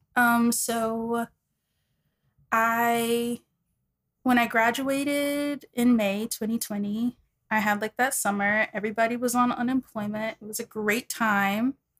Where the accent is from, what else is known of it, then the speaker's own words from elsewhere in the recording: Dallas, Texas, United States; moved away as an adult; also born or lived in New York; I'm from Dallas, Texas